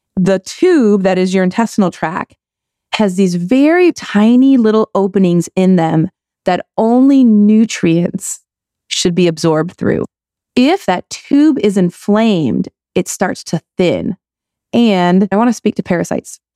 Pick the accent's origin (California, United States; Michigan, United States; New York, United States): Michigan, United States; I grew up in Michigan.